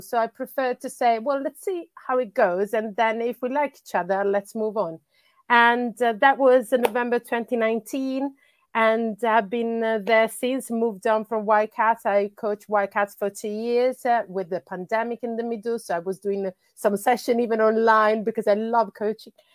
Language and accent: English; Bologna, Emilia-Romagna, Italy; English is a second language; moved away as an adult; also born or lived in Sweden; now in London, United Kingdom; I'm originally from Italy. That's where I grew up, uh, up until I was, uh, thirty-five